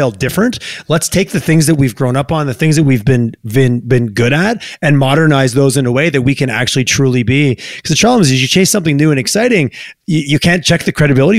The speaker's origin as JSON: {"language": "English", "region": "Quebec", "country": "Canada", "tie": "born or raised there", "moved": "yes", "lives_now": "Alberta, Canada", "said": "I grew up in Quebec"}